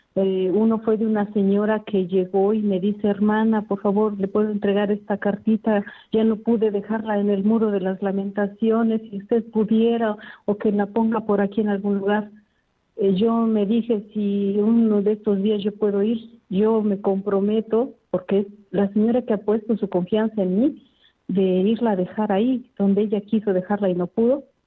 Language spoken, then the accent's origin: Spanish; Puebla, Mexico; moved away as an adult; Soy de México, del estado de Puebla.